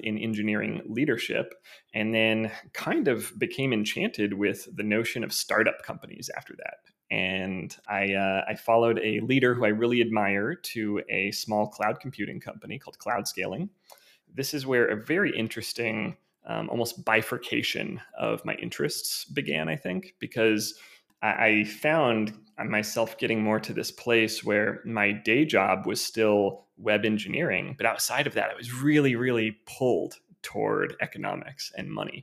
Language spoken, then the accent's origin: English; Missouri, United States; also born or lived in Kansas City, Missouri; I'm from the Midwest originally. I was born and raised in Missouri, born in Kansas City, and then moved to a small town after that where I lived up through my college years.